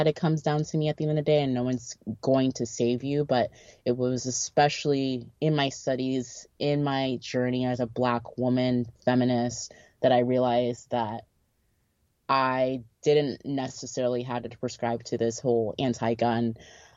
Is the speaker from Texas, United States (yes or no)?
yes; Texas, United States; my parents are African and they're not African American, or, we're from Texas